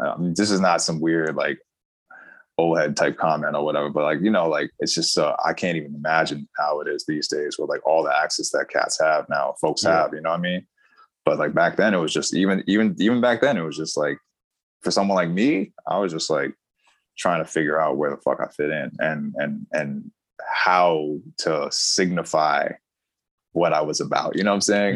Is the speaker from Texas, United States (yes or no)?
no; New York City, New York, United States; I'm a native New Yorker prior, long prior to the internet.